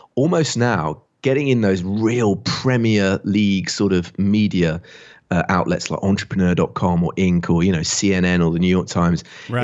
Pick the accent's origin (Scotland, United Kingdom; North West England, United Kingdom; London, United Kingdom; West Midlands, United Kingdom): West Midlands, United Kingdom; Barford; now in Bath, United Kingdom; I grew up in England, just down the road from where William Shakespeare was born